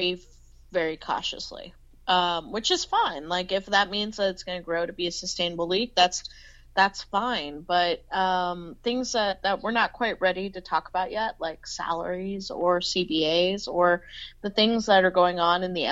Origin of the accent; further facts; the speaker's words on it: San Antonio, Texas, United States; I'm from fucking San Antonio